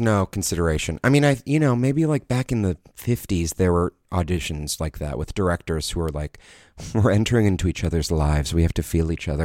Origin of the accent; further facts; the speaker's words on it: New York, United States; my hometown of Manhattan, of New York